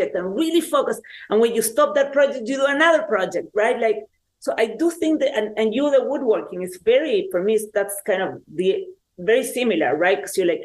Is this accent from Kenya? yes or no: no; Chile; I grew up in Chile at the time that there was a dictatorship in Chile